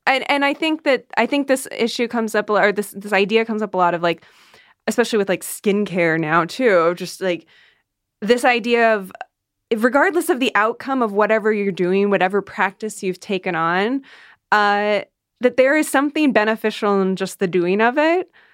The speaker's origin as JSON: {"language": "English", "region": "Iowa", "country": "United States", "tie": "born or raised there", "said": "I grew up in the Midwest"}